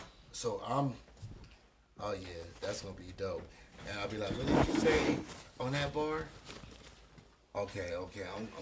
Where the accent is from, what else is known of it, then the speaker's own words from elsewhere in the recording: Long Beach, California, United States; People know I'm from Long Beach. They know it's the only Crip city in the world.